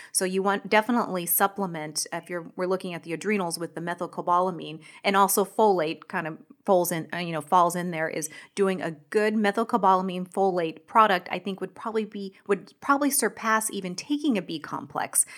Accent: Washington, United States; moved away; I'm from Washington State

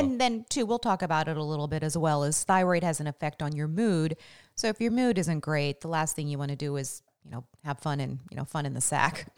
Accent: Washington, United States; also born or lived in Las Vegas; growing up in Washington with our temperate, temperate, um, weather

